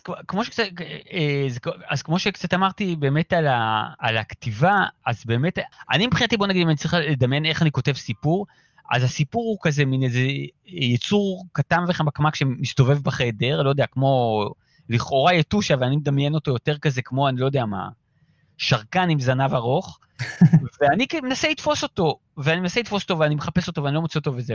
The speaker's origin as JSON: {"language": "Hebrew", "town": "Ramat Gan", "region": "Tel Aviv District", "country": "Israel", "tie": "born or raised there", "said": "אנחנו גדלנו כמו אה, חבורת פרטיזנים ביערות של רמת גן"}